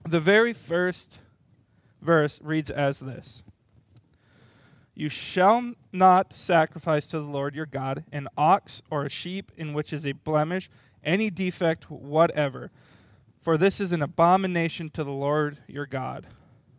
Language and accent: English; Little Falls, Minnesota, United States; I was born in Little Falls, Minnesota, very, very small town